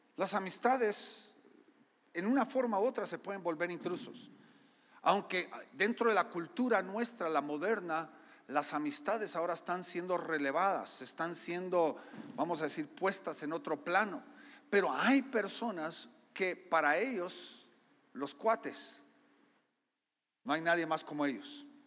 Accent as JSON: {"language": "Spanish", "country": "Guatemala", "said": "yo soy guatemalteco culturalmente, mi esposa es gringa"}